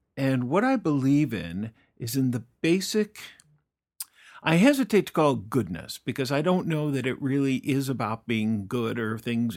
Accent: Fort Collins, Colorado, United States; moved away; a little town in northern Colorado called Fort Collins. Fort Collins, Colorado is my hometown.

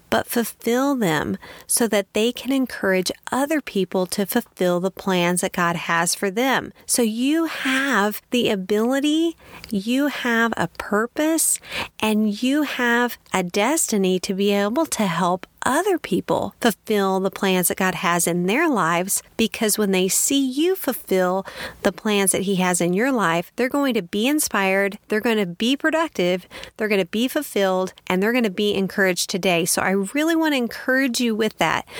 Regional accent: Kansas, United States; born or raised there; also born or lived in Texas

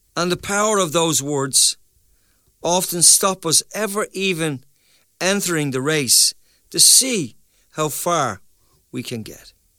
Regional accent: Ireland; also born or lived in Dublin; as Irish people

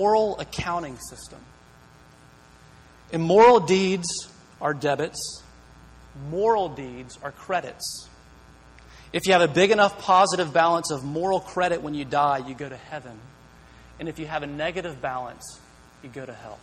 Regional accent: Greenville, United States; moved away as an adult; now in Berkeley, United States; I'm from Greenville. I grew up here

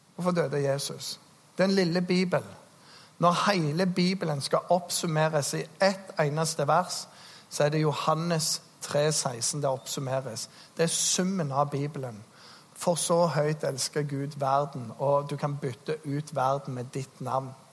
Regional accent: Norway; Jeg er nordmann

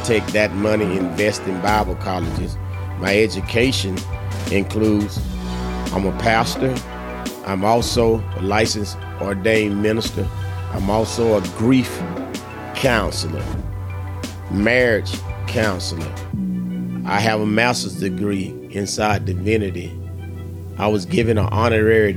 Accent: Ocala, Florida, United States; I was born and raised in Ocala, Florida

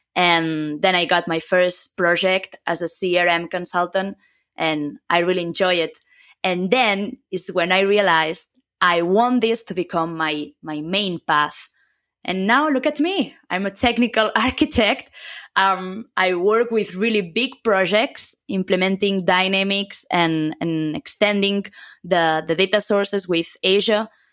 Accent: a small city near Barcelona, Catalonia, Spain; first language Catalan; English is a second language; moved away as an adult; also born or lived in Germany; now in Madrid, Spain; I come from, uh, a small city near Barcelona.

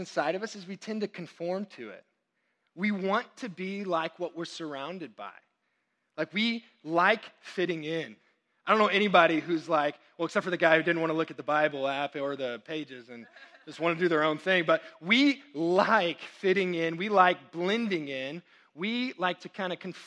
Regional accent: Texas, United States; I'm Texan through and through

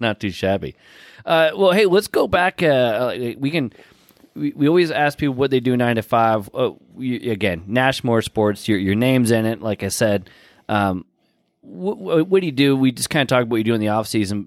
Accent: Pat's Acres, Oregon, United States; moved away; my hometown, Pat's Acres

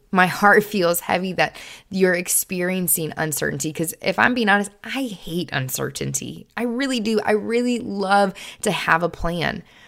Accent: Kenosha, Wisconsin, United States; moved away as an adult; also born or lived in Springfield, Missouri; this eighteen-year-old girl who had lived in Kenosha, Wisconsin her entire life

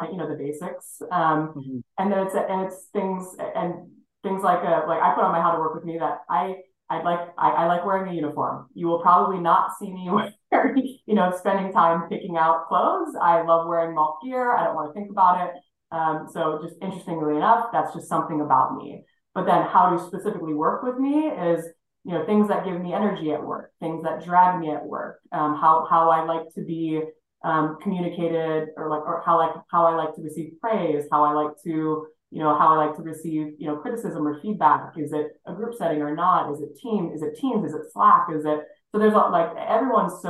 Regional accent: Hawaii, United States; moved away as an adult; now in Minneapolis, United States; Born and raised in Hawaii

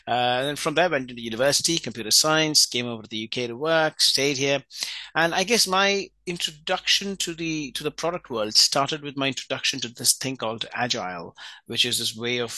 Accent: India; I was born and raised in India, and my dad at that time was in the Indian Air Force.

